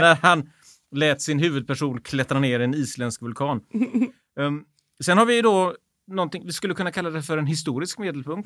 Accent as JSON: {"language": "Swedish", "town": "Gothenburg", "region": "Västra Götaland", "country": "Sweden", "said": "vi är göteborgare"}